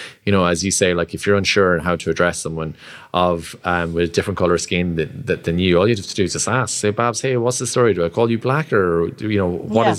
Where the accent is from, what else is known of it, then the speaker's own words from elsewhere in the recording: Roscrea, Munster, Ireland; I'm like, I'm from Rosscrea.